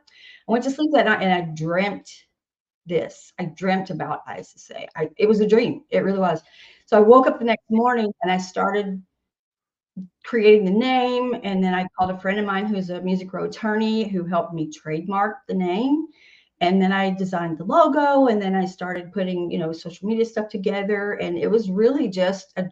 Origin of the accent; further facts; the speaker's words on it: Nashville, Tennessee, United States; I'm from Nashville and everything I sing kind of comes out country, whether I want it to be rock or whatever, or pop or anything, because of my accent